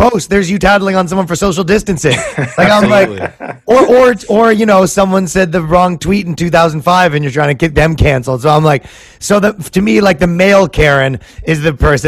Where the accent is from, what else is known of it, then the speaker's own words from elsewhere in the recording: Toronto, Ontario, Canada; moved away as an adult; now in New York, United States; I'm from Toronto, Canada, but I moved here right before all this stuff